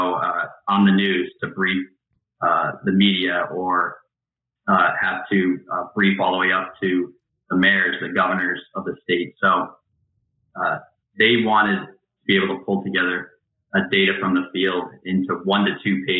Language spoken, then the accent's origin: English; Albany, New York, United States; I'm from the Albany, New York area